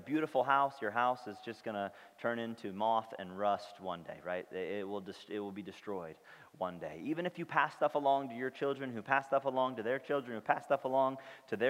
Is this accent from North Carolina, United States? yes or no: no; St. Louis, Missouri, United States; I grew up in St. Louis, where she grew up